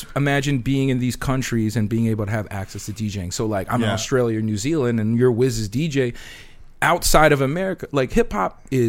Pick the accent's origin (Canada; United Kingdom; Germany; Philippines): Philippines; Some people think I look black, but when the girl takes me home, she knows I'm Filipino.